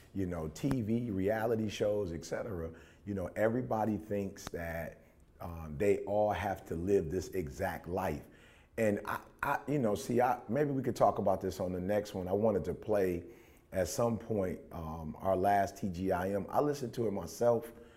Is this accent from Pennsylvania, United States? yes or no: no; Detroit, Michigan, United States; we grew up in Detroit.